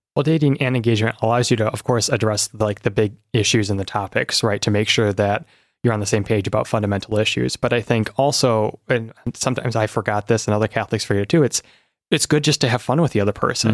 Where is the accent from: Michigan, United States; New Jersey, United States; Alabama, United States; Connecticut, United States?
Michigan, United States; South Lyon; also born or lived in Washington, D.C.; I've grown up here in Michigan, as you've said, in South Lyon, so not too far from here